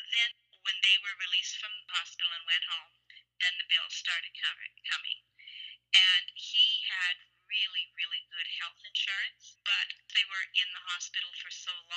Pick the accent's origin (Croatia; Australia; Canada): Canada; I'm Canadian